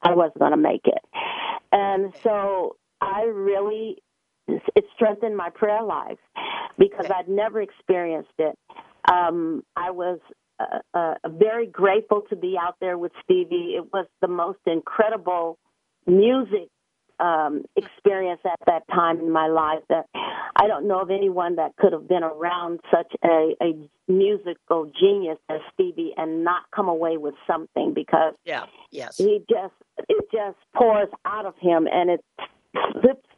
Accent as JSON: {"language": "English", "town": "Gary", "region": "Indiana", "country": "United States", "tie": "born or raised there", "said": "I grew up in Gary, Indiana"}